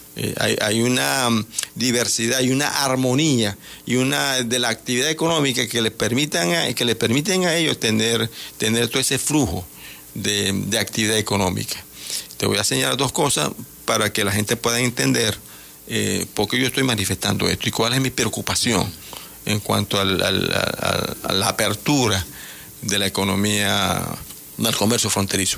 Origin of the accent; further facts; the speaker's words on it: Venezuela; nosotros los indígenas guayún somos, somos una gran nación pero también entendemos que lo que nacimos de este lado, nosotros somos venezolanos